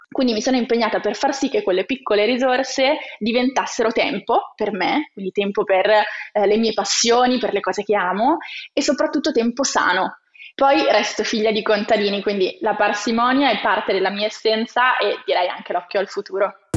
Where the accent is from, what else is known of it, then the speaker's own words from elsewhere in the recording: province of Cuneo, Piedmont, Italy; io sono originaria della provincia di Cuneo